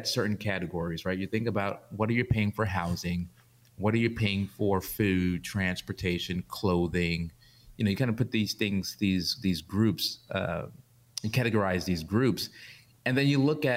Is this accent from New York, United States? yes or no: yes; New York City, New York, United States; I grew up in New York, I grew up in Brooklyn